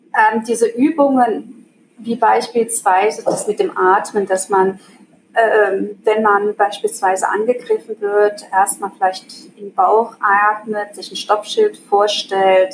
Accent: Germany; moved away as an adult; now in Switzerland; Also ich komme aus Deutschland, lebe aber mittlerweile seit äh, 16 Jahren in der Schweiz

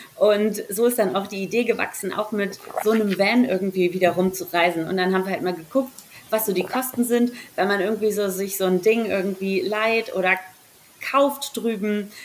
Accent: Hamburg, Germany; moved away as an adult; now in Salzburg, Austria; komme ursprünglich aus Hamburg, bin eigentlich eine Hamburger deren da aufgewachsen und groß geworden

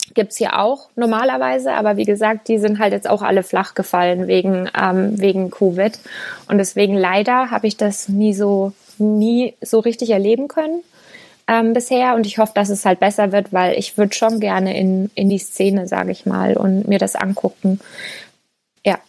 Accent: Lower Franconia, Bavaria, Germany; moved away as an adult; Ich komme eigentlich aus Unterfranken

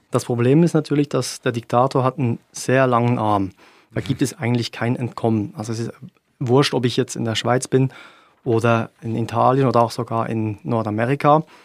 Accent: Eritrea; now in Germany; dazu muss ich zu meinem alten Heimatland gehen. Und das ist die Botschaft da von Eritrea.

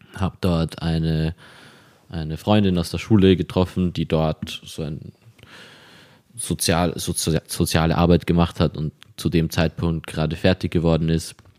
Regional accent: Vienna, Austria; ich bin hier in Wien aufgewachsen

